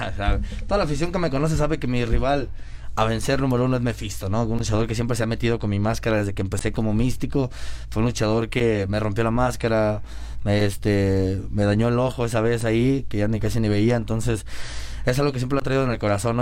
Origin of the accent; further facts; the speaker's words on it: Mexico; now in Mexico City, Mexico; Aquí los mexicanos pues, somos diferentes